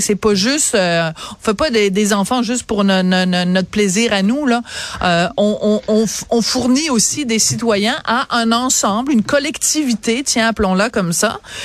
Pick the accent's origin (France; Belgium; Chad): France; now in Quebec, Canada; je suis née en France